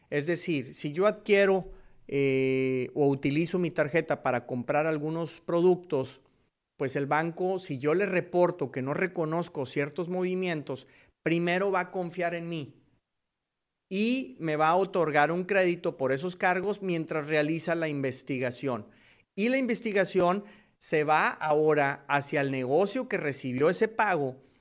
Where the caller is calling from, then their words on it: Houston, Texas, United States; de US Marketer y los saludo nuevamente desde la ciudad espacial, desde Houston, Texas.